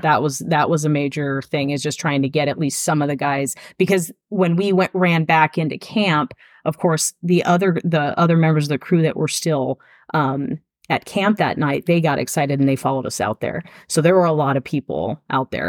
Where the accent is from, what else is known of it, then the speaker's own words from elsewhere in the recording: Arizona, United States; we're from Arizona